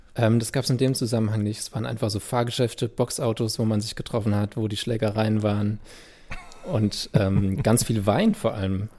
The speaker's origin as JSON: {"language": "German", "town": "Landau", "region": "Rhineland-Palatinate", "country": "Germany", "tie": "born or raised there", "first_language": "German", "said": "an Gottramstein, wo ich aufgewachsen bin"}